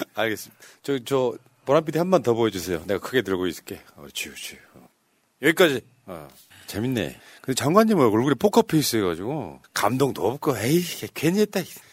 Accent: Honam, South Korea; 우리 고향 같은 데 가면 막 나주평야, 호남평야 있고

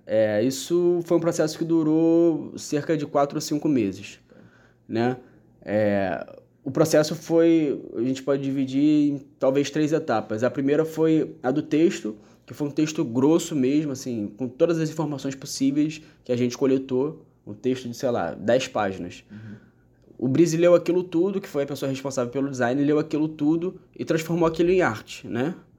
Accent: Rio de Janeiro, Brazil; eu que sou nascido e criado no Rio de Janeiro

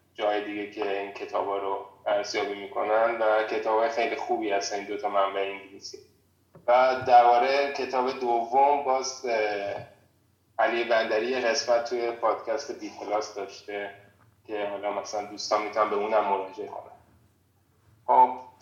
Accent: Iran; now in Prague, Czech Republic; ما به عنوان یک ایرانی

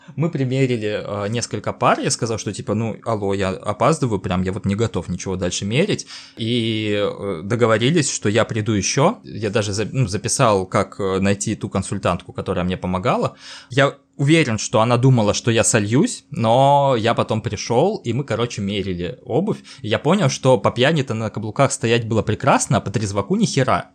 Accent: Stavropol, Stavropol Krai, Russia; я не из Москвы, я из Ставрополя

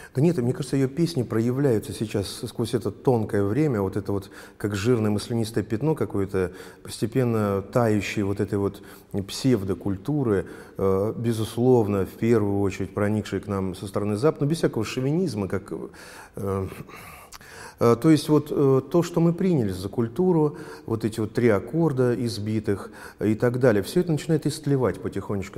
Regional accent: Volgograd, Volgograd Oblast, Russia; я из Волгограда

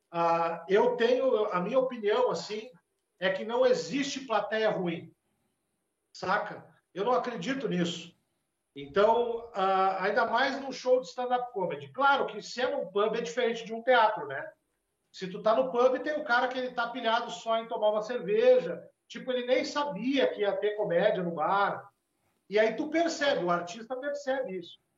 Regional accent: Rio Grande do Sul, Brazil; é para nós aqui que somos do Rio Grande do Sul, o Jaguara é o vira-lata

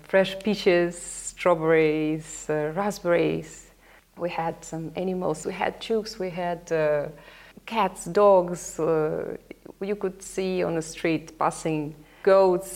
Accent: Sevastopol, Crimea, Ukraine; first language Russian; English is a second language; now in Melbourne, Australia; I was born in Sevastopol. It's a city on the Black Sea in Crimea.

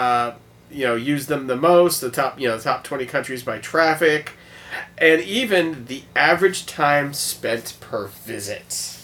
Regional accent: United States; So now, as an American... As an American, and we as Americans, we still have pride in our country

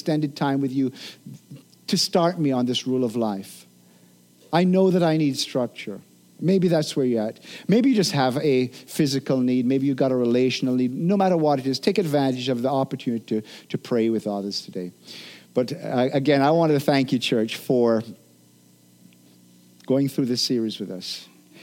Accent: Jamaica; I'm a Jamaican

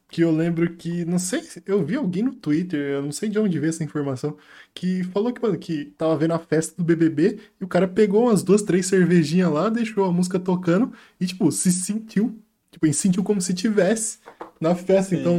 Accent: Florianópolis, Santa Catarina, Brazil; Mano, sou de Floripa, você pega esses três, três meses, condensa.

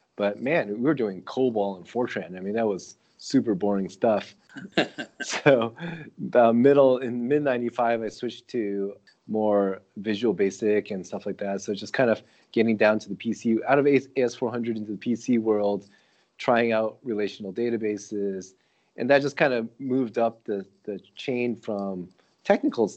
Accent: Connecticut, United States; I grew up in Connecticut

